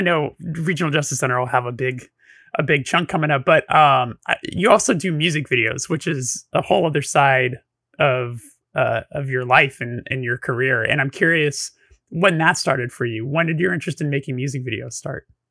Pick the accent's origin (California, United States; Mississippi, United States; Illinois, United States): California, United States; Burbank; I'm from Burbank, which is, like, the media city capital of the world